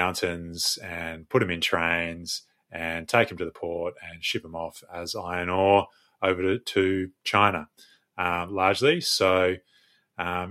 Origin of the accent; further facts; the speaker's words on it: Western Australia, Australia; I was also born and raised in West Australia, and I have never ventured far